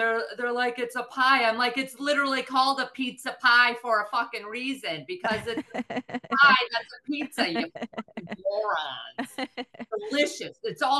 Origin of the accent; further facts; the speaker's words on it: the South, United States; accent: Southern; Well, that's another thing. I'm afraid my Southern accent's going to come back.